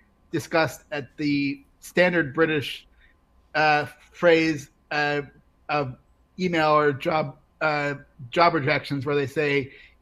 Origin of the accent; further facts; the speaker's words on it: United States; now in United Kingdom; as an American in the UK